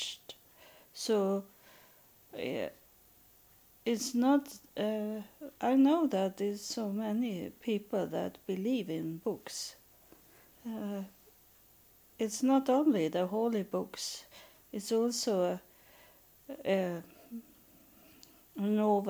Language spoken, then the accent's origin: English; Sweden; English is a second language; I am from Sweden